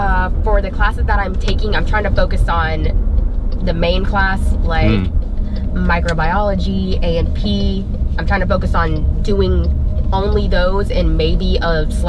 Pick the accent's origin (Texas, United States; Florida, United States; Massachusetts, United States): Florida, United States; Cape Coral; I was born and raised in Cape Coral, Florida.